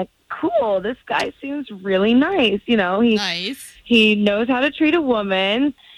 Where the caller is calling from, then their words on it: Port Orange, Florida, United States; I'm from Port Orange.